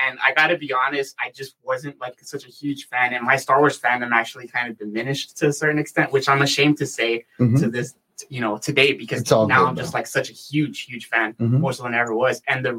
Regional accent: Harlingen, Texas, United States; No, so for me, I'm from Harlingen, too.

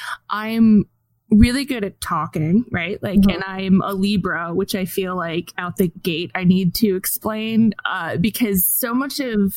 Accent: Fort Wayne, Indiana, United States; I grew up in Fort Wayne, Indiana

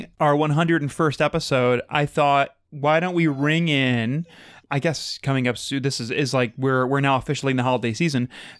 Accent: Minneapolis, Minnesota, United States; I'm from Minneapolis. That's still Minnesota.

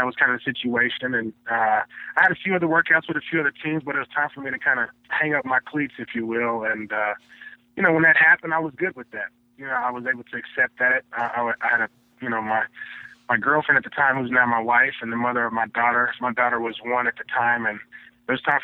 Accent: Tulsa, Oklahoma, United States; moved away as an adult; also born or lived in Kansas; I grew up in Tulsa, Oklahoma.

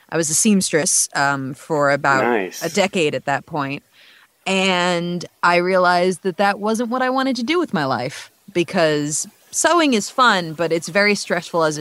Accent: New York, United States; moved away as an adult; now in Texas, United States; I'm 24 and I'm from New York

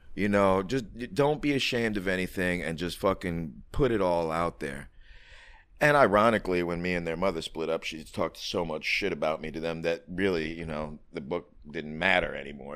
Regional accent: New York City, New York, United States; I grew up on the Lower East Side back in the '70s through the '80s

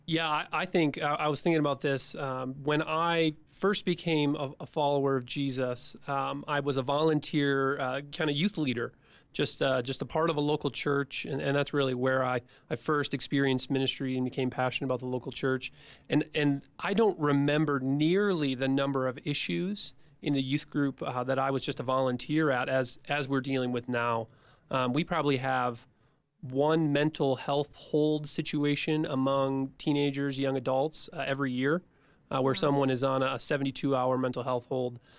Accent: Midwest, United States; my childhood growing up in the Midwest

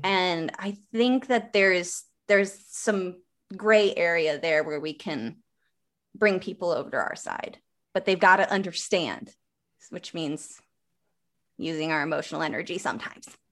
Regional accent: Wisconsin, United States; small, small, small town, like, very small town, Wisconsin, like, down the street from Amish

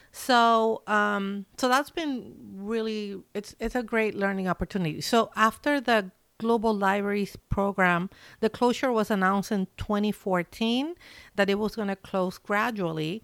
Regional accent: Chile; moved away as an adult; now in Seattle, United States; I'm Chilean, that I'm from Chile

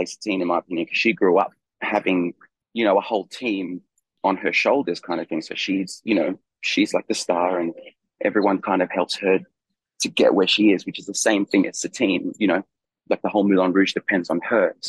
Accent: Australia; also born or lived in Chile / London, United Kingdom; now in France; I was born in Chile, I grew up in Australia, I lived in London for a long time, and now I live in France

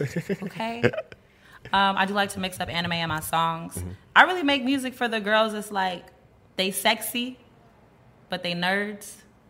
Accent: United States; also born or lived in Panama / Georgia, United States / Texas, United States; I'm originally from Panama, hence … I grew up in Georgia and Texas.

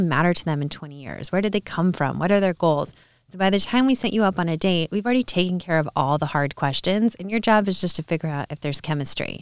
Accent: Orange County, California, United States; also born or lived in New Orleans / Los Angeles; I grew up in Orange County, California

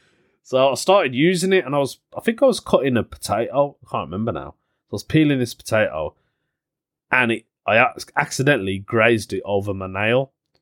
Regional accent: Birmingham, West Midlands, United Kingdom; People say to me, where are you from? And I'll go, Birmingham.

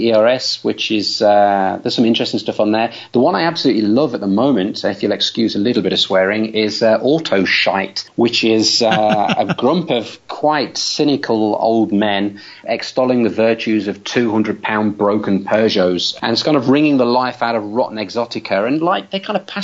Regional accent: Robin Hood country, East Midlands, United Kingdom; I'm from Robin Hood country

